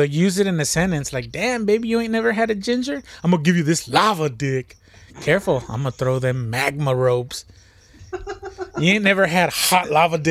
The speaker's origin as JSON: {"language": "English", "country": "United States", "said": "Of course I'm not going to understand it as an American."}